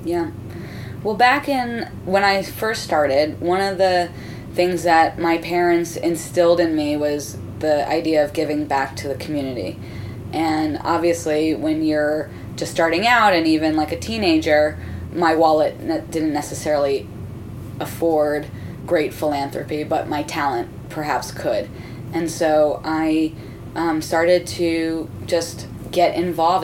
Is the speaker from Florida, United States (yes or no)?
yes; Miami, Florida, United States; I grew up in Miami